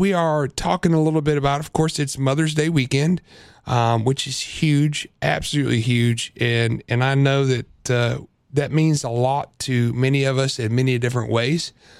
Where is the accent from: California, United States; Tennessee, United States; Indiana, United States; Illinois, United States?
Illinois, United States; So, look, I grew up in Central Illinois.